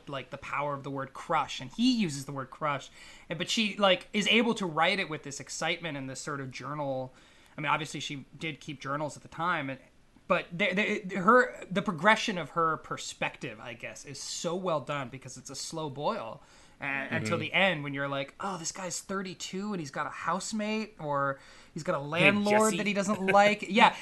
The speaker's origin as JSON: {"language": "English", "region": "Northern California", "country": "United States", "tie": "born or raised there", "also_born_or_lived": "Los Angeles", "said": "my hometown in Northern California"}